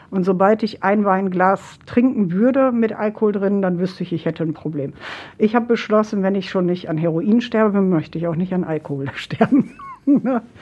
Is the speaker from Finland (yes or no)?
yes; Finland; meine leibliche Mutter ist gestorben und wir kommen eben halt äh, aus Finnland.